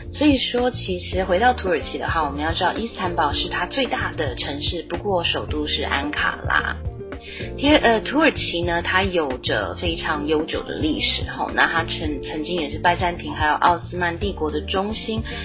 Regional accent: Taiwan; 我们台湾人订婚的时候啊，女生要为男方亲属奉茶的习俗

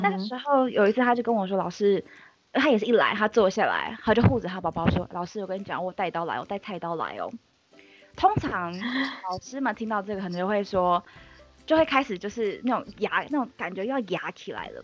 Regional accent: Taipei, Taiwan; 万年台北人，台北长哦。大，台北念书，所以就是基嗯。本上没有离开过台北

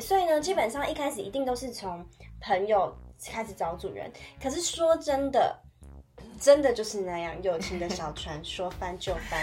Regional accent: Tainan, Taiwan; moved away as an adult; 像我是从台南来的

